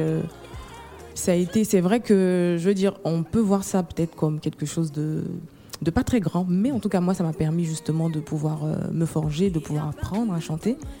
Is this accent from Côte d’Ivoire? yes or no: yes; Côte d’Ivoire; je suis ivoirienne